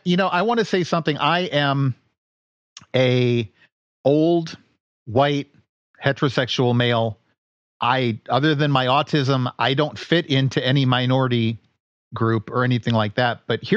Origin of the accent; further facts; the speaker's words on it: Washington, D.C. area, United States; I grew up just outside of Washington, D.C. It's a pretty diverse place.